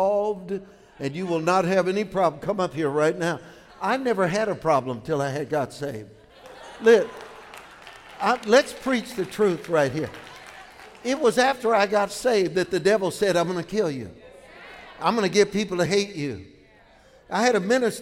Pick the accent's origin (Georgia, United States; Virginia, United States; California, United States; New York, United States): California, United States; San Francisco; San Francisco? My hometown.